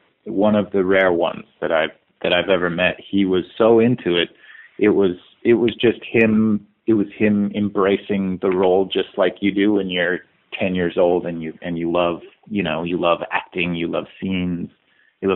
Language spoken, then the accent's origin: English; Salt Lake City, Utah, United States; I was a kid from Salt Lake City, Utah